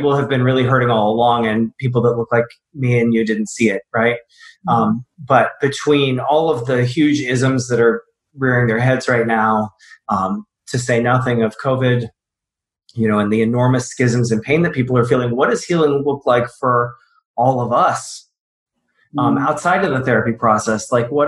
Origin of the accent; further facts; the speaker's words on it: the South, United States; I grew up in the South